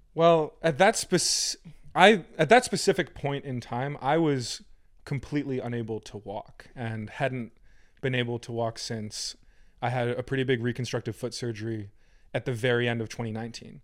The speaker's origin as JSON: {"language": "English", "area": "Fairfield County", "region": "Connecticut", "country": "United States", "tie": "born or raised there", "said": "I was born and raised in the farming metropolis of Fairfield County, Connecticut"}